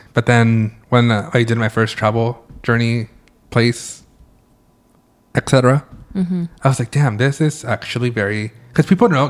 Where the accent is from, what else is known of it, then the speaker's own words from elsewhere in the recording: California, United States; I try to say that I wasn't from California, that I was from Mexico or Spain. And they're like, boy, we know you're from the United States.